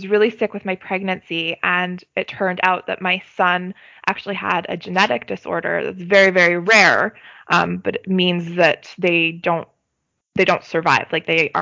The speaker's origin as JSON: {"language": "English", "country": "Canada", "said": "I'm a Canadian citizen"}